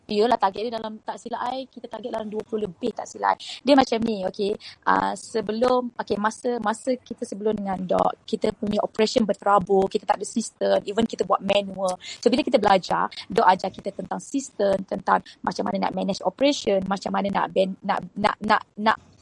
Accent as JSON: {"language": "Malay", "town": "Besut", "region": "Terengganu", "country": "Malaysia", "tie": "born or raised there", "accent": "Kelantan", "moved": "as an adult", "lives_now": "Kuala Lumpur, Malaysia", "said": "I ni sebenarnya budak kampung daripada Terengganu, Besut Terengganu. Uh, kemudian datang ke KL masa umur rasanya fonsi 6 kot. Eh, no, no, uh, dajah 6, dajah 6. Dajah 6 and then duduk KL. Uh, tapi bahasa dan language I tu banyak bunyi Kelantan"}